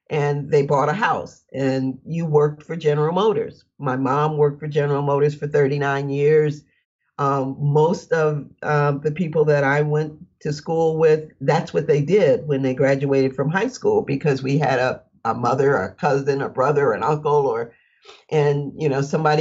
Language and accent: English; Flint, Michigan, United States; I grew up in Flint, Michigan